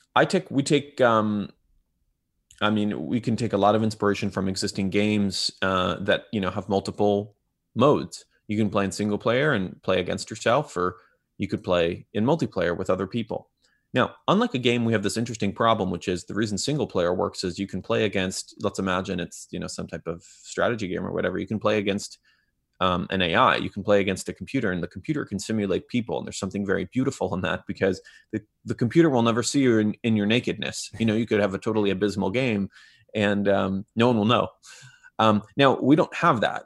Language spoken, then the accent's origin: English; Israel; now in Bay Area, United States; I grew up in Israel